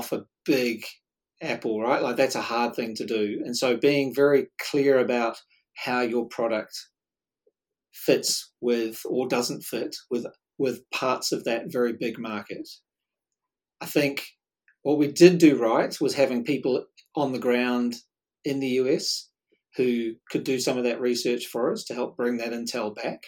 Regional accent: New Zealand; accent: Kiwi; we were embarrassed about sounding Kiwi

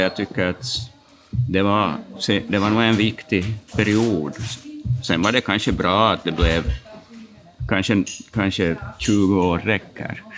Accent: Turku, Southwest Finland, Finland; also born or lived in Jakobstad, Finland / Vaasa, Finland; vi flyttade ju, familjen flyttade till Åbo när jag var ganska liten.

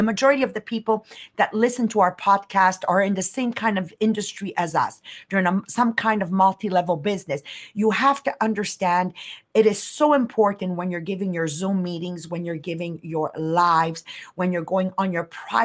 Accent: Canada; we're Canadian.

